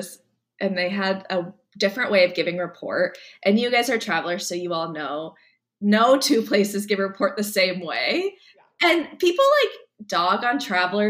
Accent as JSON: {"language": "English", "region": "Nebraska", "country": "United States", "moved": "yes", "said": "I was from Nebraska"}